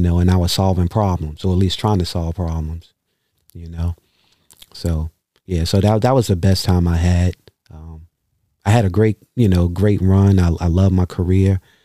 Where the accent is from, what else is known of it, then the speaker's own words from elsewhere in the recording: New York, United States; moved away as an adult; now in Baltimore, United States; growing up in New York, even though I wasn't a street kid